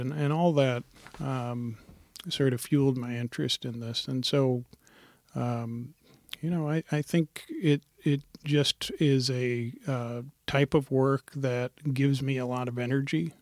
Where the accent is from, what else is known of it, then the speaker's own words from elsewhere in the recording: Montana, United States; now in Portland, United States; I'm from Montana originally. My family's from India and I grew up in Montana